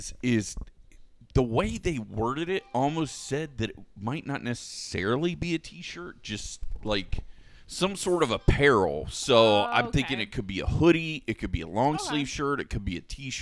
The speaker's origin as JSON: {"language": "English", "region": "Florida", "country": "United States", "said": "Especially because we're from Florida."}